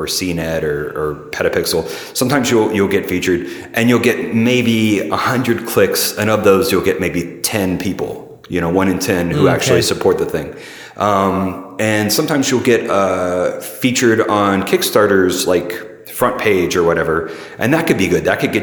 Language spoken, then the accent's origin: English; Middle Tennessee, United States; also born or lived in St. Louis; now in San Francisco, United States; I was born in Middle Tennessee, an hour south of Nashville